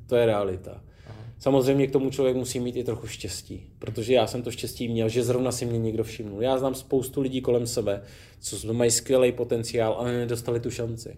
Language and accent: Czech; Czechia; my jako Češi